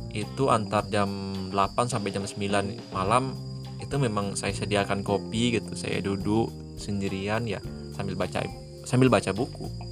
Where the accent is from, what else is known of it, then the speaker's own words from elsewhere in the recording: Jambi, Indonesia; ke Jambi gitu ke kota saya